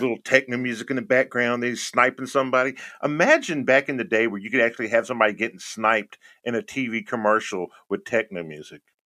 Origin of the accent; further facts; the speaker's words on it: Houston, Texas, United States; moved away; I'm originally from Houston, Texas.